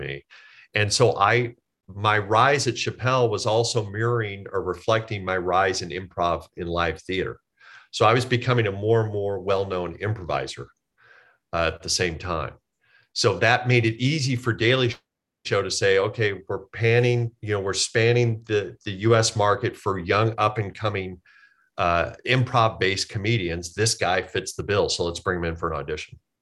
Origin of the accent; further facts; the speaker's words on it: Omaha, Nebraska, United States; moved away as an adult; also born or lived in Kansas; I grew up in Omaha, Nebraska